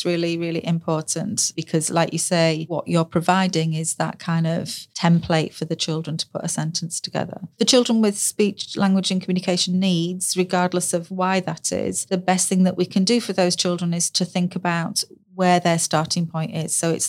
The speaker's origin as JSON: {"language": "English", "region": "the north of England", "country": "United Kingdom", "accent": "northern", "lives_now": "South of England", "said": "I'm from the north. And when I first moved to the south, I was judged for my northern accent. You know, I sound different."}